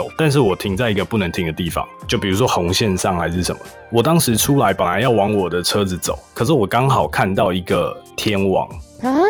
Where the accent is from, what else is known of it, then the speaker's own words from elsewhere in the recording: Taiwan; now in United States; 所以这件事情其实我从台湾刚来的时候，我觉得特别爽，就开车特别爽，因为。在台湾是不能红灯右转，但是你过来美国以后